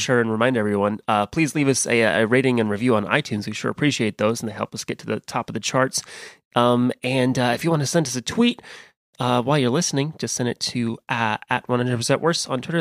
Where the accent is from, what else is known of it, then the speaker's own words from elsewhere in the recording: Midwest, United States; accent: Western American; also born or lived in California; I was raised in the Midwest